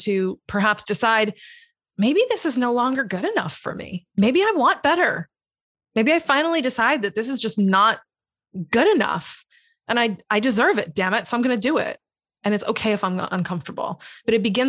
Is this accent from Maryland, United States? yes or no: no; Massachusetts, United States; also born or lived in Hawaii; now in Florida, United States; I'm from Massachusetts. Originally, I lived in Hawaii for a little while and then I moved here.